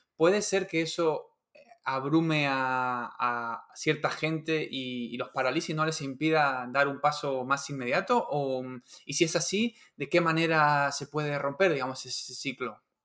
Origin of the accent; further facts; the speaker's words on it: Patagonia, Argentina; moved away; yo soy de la, de la Patagonia y bueno, me crié, me crié ahí, ¿no? Viví ahí muchos años